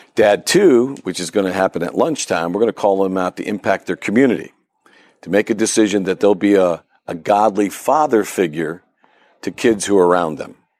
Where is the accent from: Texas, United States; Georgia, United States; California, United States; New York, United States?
New York, United States; Ripley; moved away as an adult; now in Pittsburgh, United States; my hometown, believe it or not, Ripley, New York.